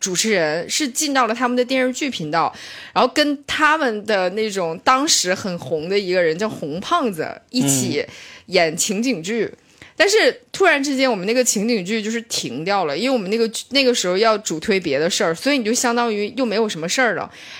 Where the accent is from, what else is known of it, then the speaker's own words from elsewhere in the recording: Shenyang, Liaoning, China; moved away; 沈阳，沈阳，我是来自美丽的沈阳，我的家乡。